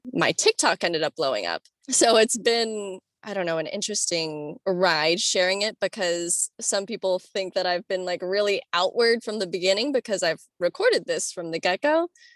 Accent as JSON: {"language": "English", "region": "Florida", "country": "United States", "tie": "born or raised there", "said": "I grew up in Florida"}